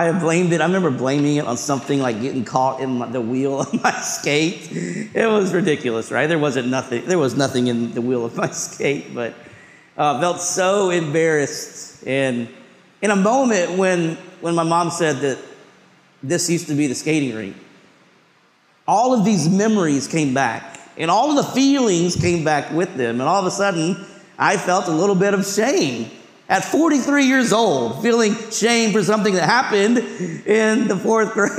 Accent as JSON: {"language": "English", "town": "Hendersonville", "country": "United States", "tie": "born or raised there", "moved": "yes", "lives_now": "New York City, United States"}